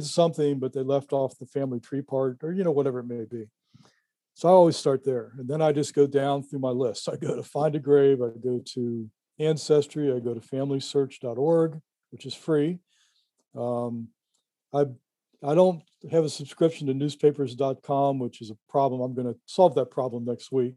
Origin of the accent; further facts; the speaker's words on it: Cincinnati, Ohio area, United States; I live 3 miles from here right now